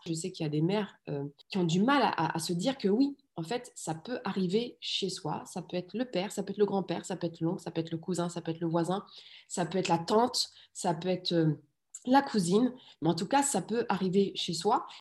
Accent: France; also born or lived in Rif, Morocco; j'ai vraiment grandi alors en France, mais je suis née au Maroc et je suis née dans le Rif

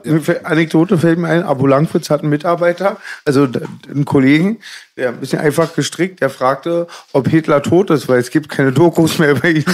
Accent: Cologne, North Rhine-Westphalia, Germany; da, wo ich herkomme, in Köln

